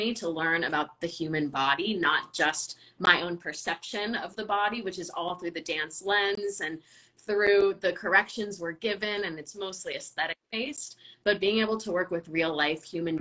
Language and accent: English; Southern California, United States; I'm from Southern California, so I was dancing American style ballet with Ballet Pacifica until I was 16